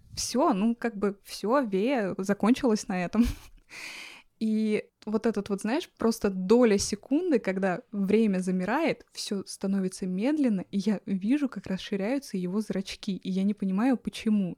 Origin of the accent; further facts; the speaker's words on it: Russia; now in New York, United States; я родилась в горах. Выросла в России.